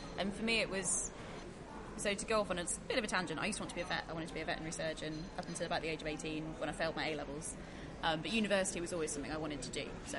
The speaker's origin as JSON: {"language": "English", "town": "Norwich", "region": "East of England", "country": "United Kingdom", "said": "I'm from Norwich"}